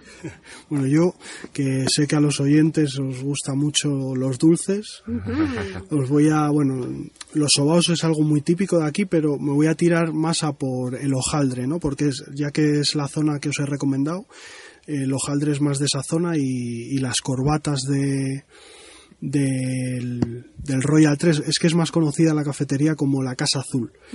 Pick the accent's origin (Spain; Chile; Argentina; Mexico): Spain; Cantabria; la zona por donde más me muevo es, mi tierra, que es Cantabria.